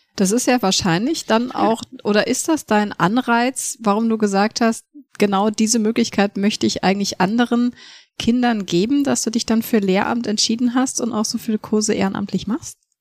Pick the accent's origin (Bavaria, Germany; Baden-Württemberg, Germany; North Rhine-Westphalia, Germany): Bavaria, Germany; Munich; ich bin ja in München aufgewachsen